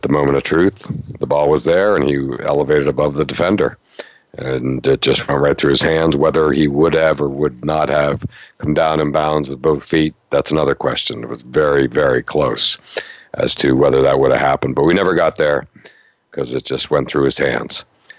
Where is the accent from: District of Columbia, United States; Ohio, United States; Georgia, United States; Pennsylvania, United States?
Pennsylvania, United States; Pittsburgh; now in Foxborough, United States; I grew up in Pittsburgh and I lived 15 minutes from Foxborough.